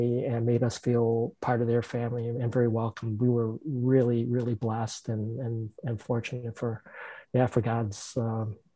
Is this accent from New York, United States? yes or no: no; Chicago, Illinois, United States; also born or lived in Pacific Northwest / Vancouver, Canada; I was born and bred in Chicago